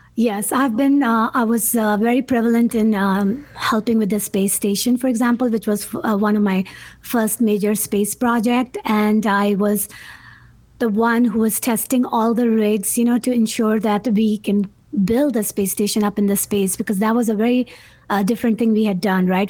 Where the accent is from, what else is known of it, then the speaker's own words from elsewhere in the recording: Karachi, Sindh, Pakistan; moved away; coming from a third world country, growing up in Pakistan, not supposed to go to school